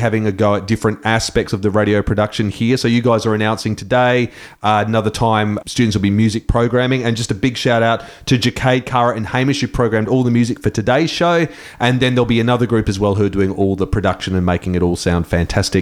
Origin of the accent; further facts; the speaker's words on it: Brisbane, Queensland, Australia; now in Adelaide, Australia; I was born in Brisbane.